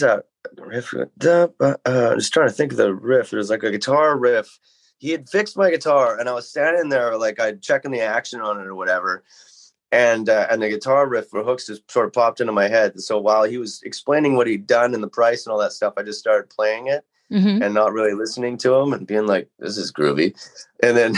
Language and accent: English; Metchosin, British Columbia, Canada; I grew up out in Machosin here